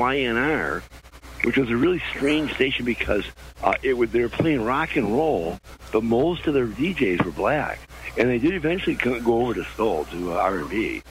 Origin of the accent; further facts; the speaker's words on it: Chicago, Illinois, United States; moved away; I'm from Chicago originally, so, I still have a... still have allegiance.